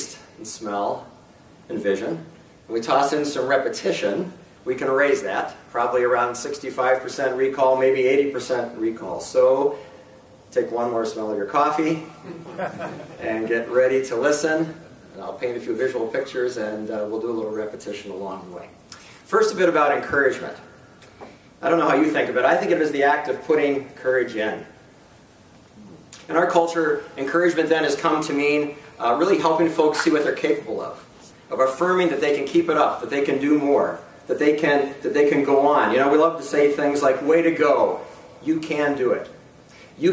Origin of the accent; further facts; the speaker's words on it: North East, Pennsylvania, United States; I grew up in Northeast Pennsylvania, which is not in Northeast Pennsylvania. Okay, Northeast Pennsylvania is a small farm town in Northwest Pennsylvania, and it's close to Erie.